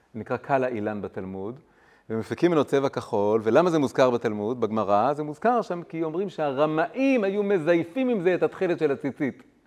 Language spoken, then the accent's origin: Hebrew; Tel Aviv, Tel Aviv District, Israel; moved away as an adult; also born or lived in Jerusalem / London; גדלתי פה בילדות המוקדמת, באזור, אה, כיכר עטרים, ליד באר, ברחוב הירקון